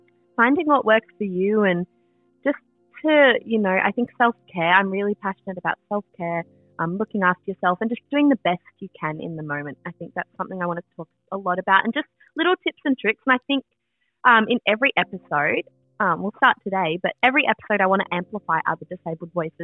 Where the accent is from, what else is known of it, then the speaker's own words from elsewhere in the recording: Melbourne, Victoria, Australia; we're both from Melbourne